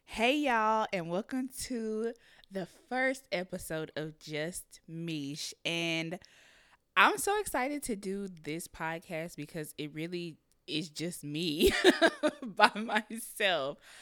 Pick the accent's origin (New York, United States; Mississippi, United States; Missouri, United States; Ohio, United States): Missouri, United States; Kansas City; moved away as an adult; also born or lived in Raytown, Missouri; now in Los Angeles, United States; I'm from Kansas City, Missouri. I moved to Los Angeles, California, um, September of twenty eighteen